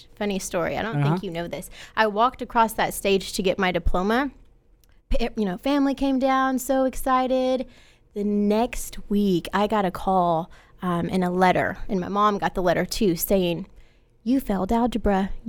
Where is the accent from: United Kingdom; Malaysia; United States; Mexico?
United States; Quanta, Texas; Well, I am from Quanta, Texas, graduated with 30 people.